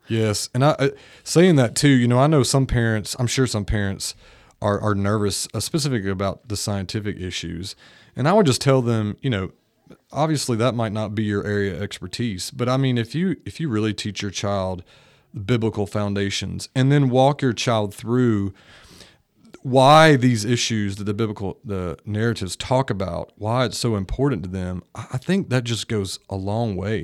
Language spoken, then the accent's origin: English; Greenville, North Carolina, United States; moved away as an adult; now in Nashville, United States; I pursued a, a degree in science at East Carolina University, which was in my hometown